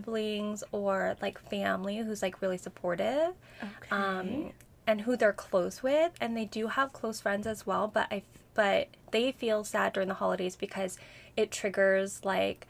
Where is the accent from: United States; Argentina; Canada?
United States; Midwest; moved away as an adult; also born or lived in Seattle; now in Chicago, United States; I came from Seattle and originally from the Midwest. So moved back to the Midwest. I'm in Chicago now